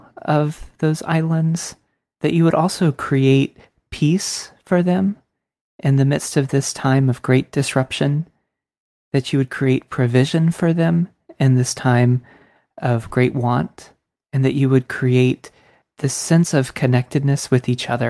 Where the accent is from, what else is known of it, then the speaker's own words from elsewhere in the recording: Tampa, Florida, United States; I'm from Tampa, so, you know, not from Hawaii.